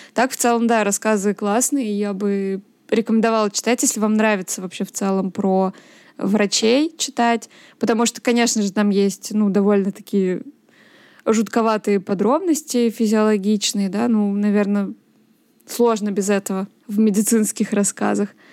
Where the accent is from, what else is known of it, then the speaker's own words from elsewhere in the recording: Nizhny Novgorod, Nizhny Novgorod Oblast, Russia; о Нижнем Новгороде, да, моем родном городе